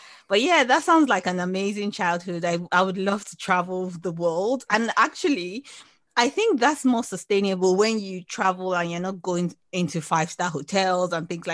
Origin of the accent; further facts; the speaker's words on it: Nigeria; I'm Nigerian, and in our culture